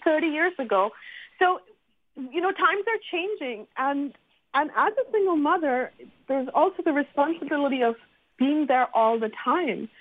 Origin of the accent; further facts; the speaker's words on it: Montreal, Quebec, Canada; I'm from Montreal and I've run the Montreal Single Parents Group.